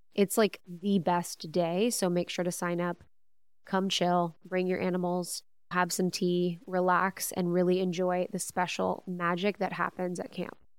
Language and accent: English; Ohio, United States; growing up in Ohio